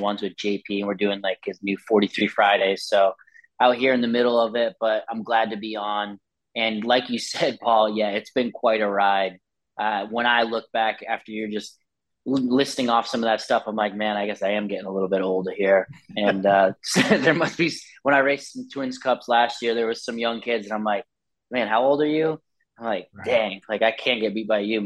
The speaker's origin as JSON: {"language": "English", "town": "Londonderry", "region": "New Hampshire", "country": "United States", "tie": "born or raised there", "also_born_or_lived": "Attica, New York / Florida / Europe", "moved": "yes", "said": "I grew up, born and raised in Londonderry, New Hampshire, and then moved to New York, and then Florida, Europe, Florida."}